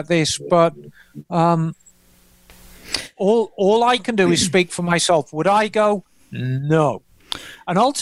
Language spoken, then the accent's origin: English; England, United Kingdom; moved away as an adult; now in United States; I regard myself as an American. I've spent more of my adult life in America than I have in England. The only thing that's left for me is the accent.